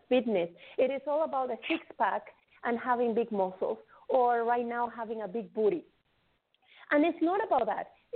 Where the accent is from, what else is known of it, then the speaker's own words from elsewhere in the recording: Venezuela; now in Canada; I come from Venezuela. I grew up. I came to Canada in 2001, so I have been here for 18 years already